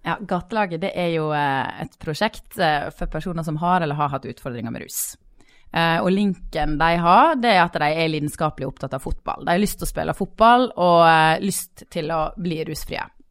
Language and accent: Norwegian; Sogn, Vestland, Norway; now in Bergen, Norway; jeg er sogning.